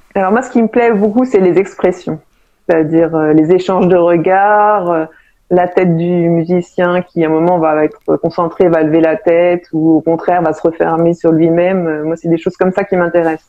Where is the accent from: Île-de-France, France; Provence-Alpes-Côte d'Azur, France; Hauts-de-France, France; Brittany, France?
Île-de-France, France; Paris; also born or lived in Seine-Saint-Denis; je suis parisienne au départ